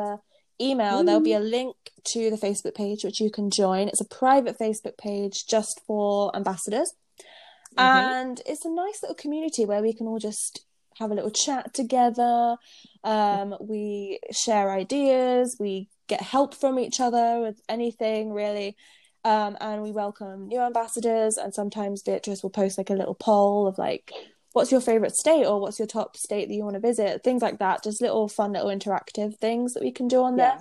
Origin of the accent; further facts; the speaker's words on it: United Kingdom; moved away; we're British